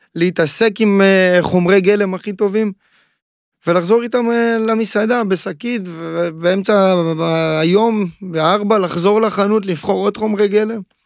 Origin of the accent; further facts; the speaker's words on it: Ashdod, Southern District, Israel; נולדתי באשדוד, נולדתי קרוב מאוד לים